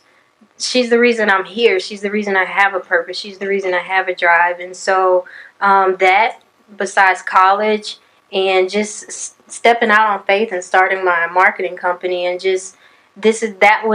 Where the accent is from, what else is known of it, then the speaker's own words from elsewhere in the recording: Conroe, Texas, United States; I'm from Conroe, Texas, born and raised